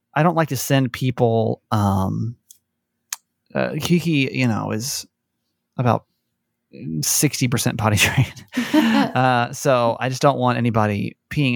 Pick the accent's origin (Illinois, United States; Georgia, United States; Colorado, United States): Georgia, United States; growing up in Georgia